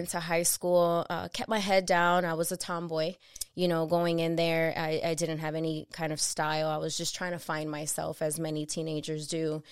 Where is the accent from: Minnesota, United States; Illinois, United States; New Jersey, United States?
Illinois, United States; Chicago; being a young mother growing up in Chicago in Humble Park